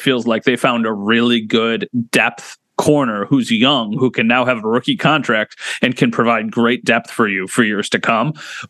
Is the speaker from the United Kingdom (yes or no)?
no; Wheatfield, New York, United States; I am from Wheatfield